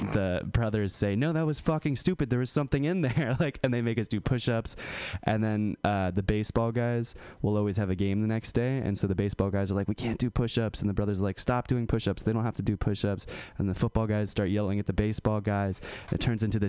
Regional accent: California, United States; born or raised there

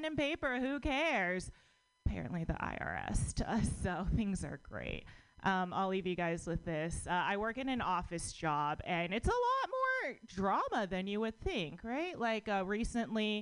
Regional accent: United States; born or raised there

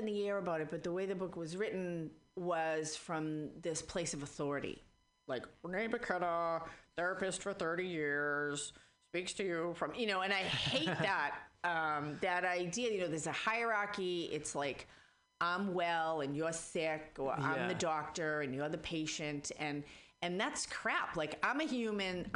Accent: Boston, Massachusetts, United States; accent: Boston; now in San Francisco Bay Area, United States; I was raised in Boston

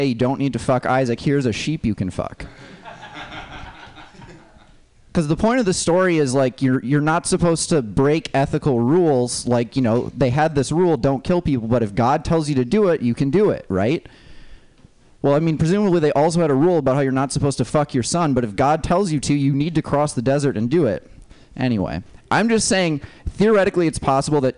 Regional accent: Minnesota, United States; moved away; I'm from Minnesota originally

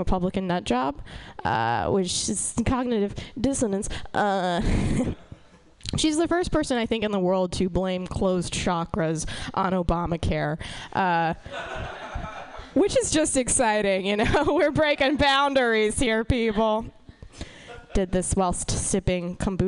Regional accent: Atlanta, Georgia, United States; I'm from Atlanta, Georgia

